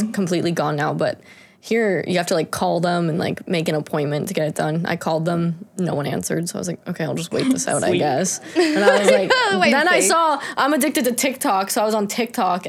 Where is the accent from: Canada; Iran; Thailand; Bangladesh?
Canada